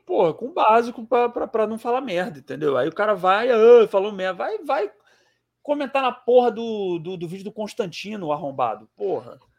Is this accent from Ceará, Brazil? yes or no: yes; Ceará, Brazil; Eu sou do Ceará